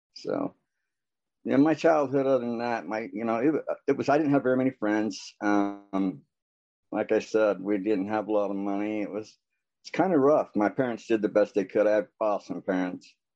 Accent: American Fork, Utah, United States; also born or lived in Orem, Utah / Las Vegas; I'm from American Fork, Utah.

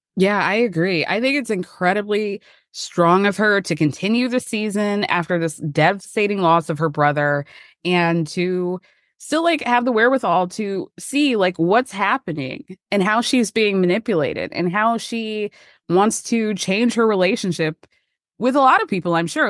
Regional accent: Georgia, United States; I grew up in Georgia

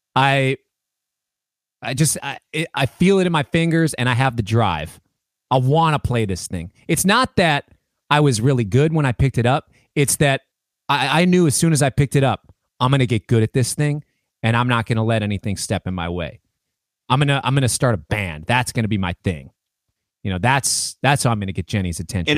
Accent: Minneapolis, Minnesota, United States; also born or lived in New York; growing up in Minneapolis and Twin Cities

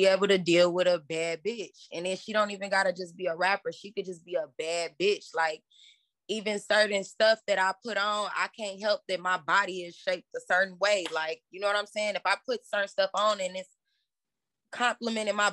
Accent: Chicago, Illinois, United States; growing up in Chicago

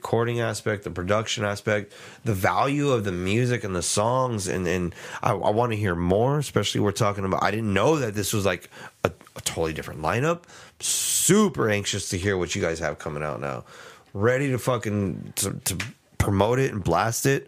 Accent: San Antonio, Texas, United States; it's here in my hometown

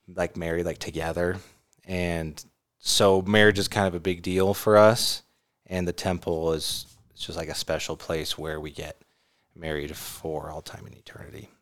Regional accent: California, United States; I grew up in California

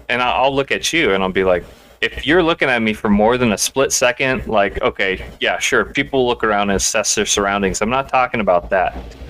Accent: Midwest, United States; now in Alaska, United States; I come from the Midwest, where people act a lot different, especially out in public. So, like here in Alaska

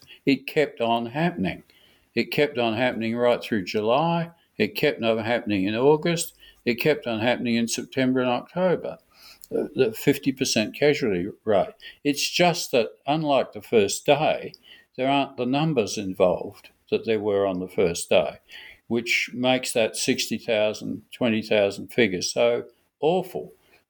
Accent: Australia; Some people think I don't approve of Sir Douglas Haig because I'm an Australian.

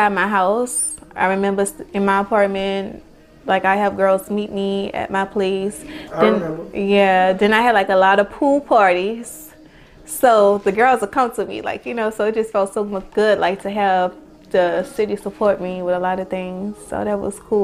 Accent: New Orleans, Louisiana, United States; I grew up in New Orleans. I grew up uptown by around St. Charles in the Melphamese hood

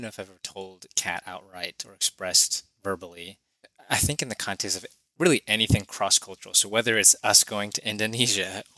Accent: United States; growing up in America

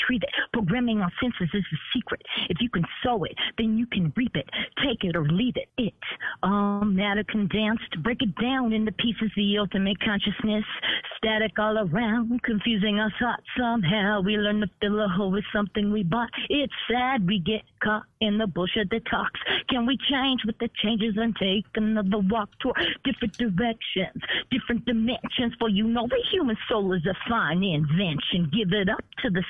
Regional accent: Hayward, California, United States; I grew up on the same street … grew up on Kelly Hill and Hayward

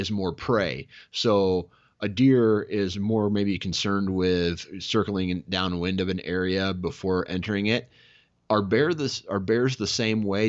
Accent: Iowa, United States; I'm from Iowa

